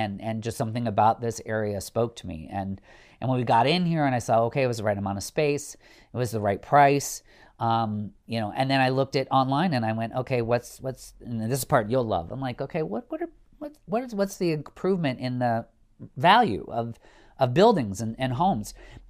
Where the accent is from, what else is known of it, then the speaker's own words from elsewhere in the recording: Midwest, United States; vanilla plain as my palate is growing up in the Midwest.